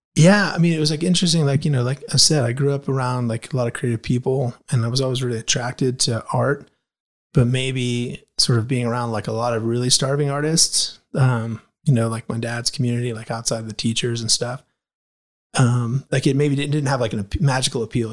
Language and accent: English; Anchorage, Alaska, United States; moved away; I grew up in Anchorage, Alaska